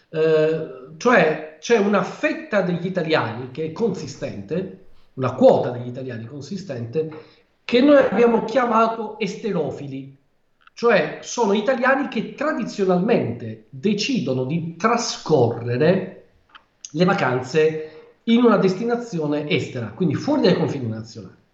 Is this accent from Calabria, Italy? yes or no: yes; Calabria, Italy; also born or lived in Ancona; sono, nato ad Ancona, ma sono calabrese doc.